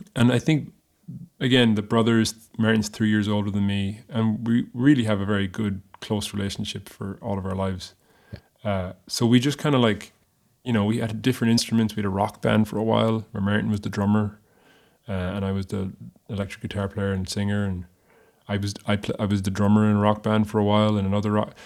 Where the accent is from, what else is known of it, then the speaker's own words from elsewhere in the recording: Ireland; moved away as an adult; now in Nashville, United States; I am an Irishman abroad. I am foreign. I'm exotic. I come from somewhere else